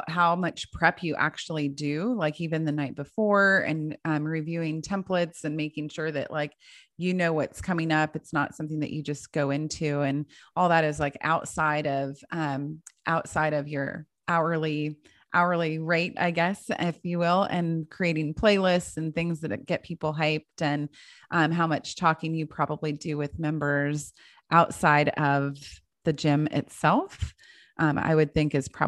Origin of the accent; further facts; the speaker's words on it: Kentucky, United States; I'm like, I'm from Kentucky. Are you kidding me?